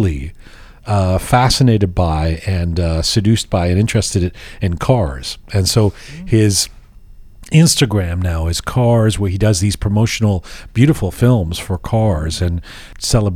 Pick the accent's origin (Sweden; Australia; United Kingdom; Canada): Sweden; I grew up in Sweden